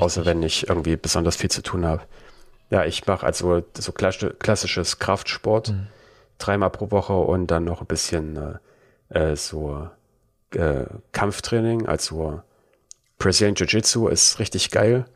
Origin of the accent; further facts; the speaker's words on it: Germany; accent: German; meinen deutschen, äh, über meinen Akzent